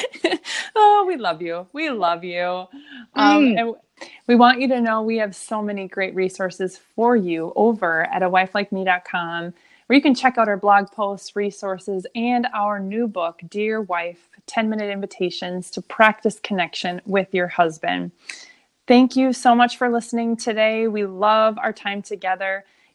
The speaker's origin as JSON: {"language": "English", "region": "Minnesota", "country": "United States", "said": "I'm a Minnesotan."}